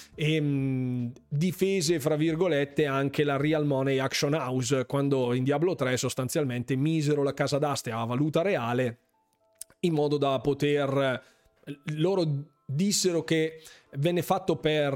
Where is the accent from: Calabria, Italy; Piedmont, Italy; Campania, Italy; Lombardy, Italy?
Lombardy, Italy; Bergamo; io praticamente sono di Bergamo